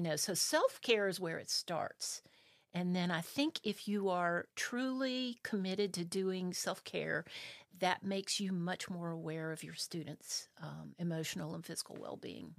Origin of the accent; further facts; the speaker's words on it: South Carolina, United States; also born or lived in Spartanburg, South Carolina; I'm originally from South Carolina. Uh, my dad was a Methodist minister